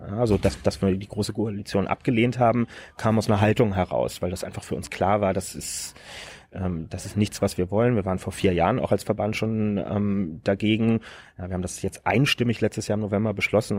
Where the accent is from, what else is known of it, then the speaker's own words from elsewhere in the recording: Berlin, Germany; ich bin Berliner